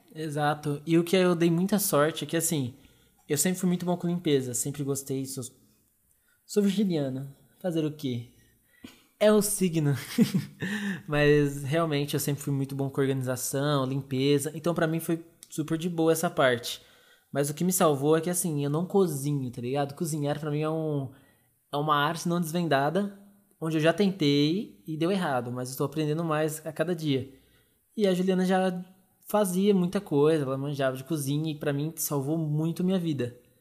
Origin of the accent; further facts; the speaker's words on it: Arujá, São Paulo, Brazil; eu e os meninos a gente é de Arujá, bem depois de Guarulhos